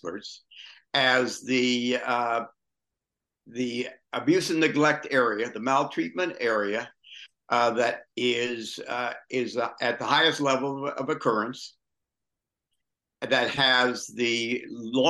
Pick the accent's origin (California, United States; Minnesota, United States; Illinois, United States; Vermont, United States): California, United States; Long Beach; moved away as an adult; also born or lived in Indianapolis, Indiana / Victoria, British Columbia / Palm Springs, California; now in Florida, United States; I grew up in Long Beach, California, and came to the Middle West in my 20s, have been there most of the time